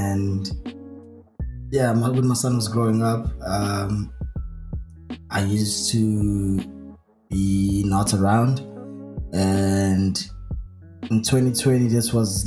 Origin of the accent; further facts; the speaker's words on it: Clermont, KwaZulu-Natal, South Africa; I have a lot of people helping me from Claremont that I really love what I'm doing in my hometown